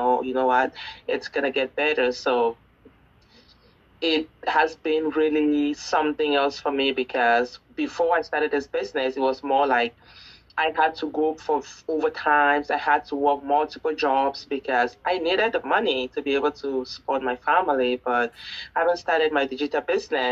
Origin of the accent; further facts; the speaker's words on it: Cameroon; now in Canada; I am currently based in Canada, but I'm originally from Cameroon.